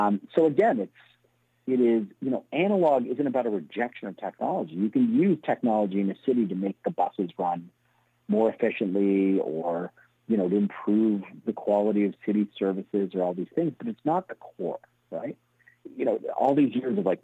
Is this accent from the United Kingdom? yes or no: no; Toronto, Ontario, Canada; also born or lived in Montreal; I grew up in Toronto, but I went to University of Montreal.